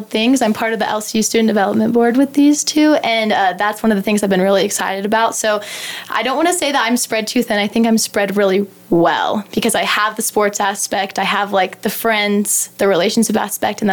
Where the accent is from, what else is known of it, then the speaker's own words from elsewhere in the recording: Wichita Falls, Texas, United States; I grew up in Wichita Falls, and I graduated from Holiday